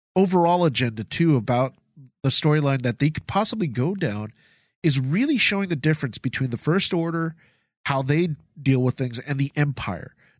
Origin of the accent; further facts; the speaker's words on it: Philippines; moved away; I come from the Philippines. My family's from the Philippines.